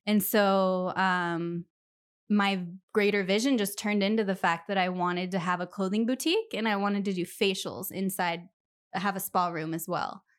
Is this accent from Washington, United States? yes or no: yes; Millwood, Washington, United States; also born or lived in Spokane, Washington; I loved growing up around Millwood